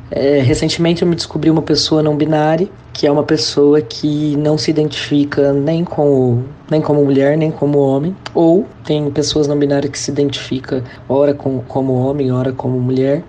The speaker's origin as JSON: {"language": "Portuguese", "town": "Ribeirão Preto", "region": "São Paulo", "country": "Brazil", "tie": "born or raised there", "said": "voltar pra minha cidade natal, Ribeirão Preto"}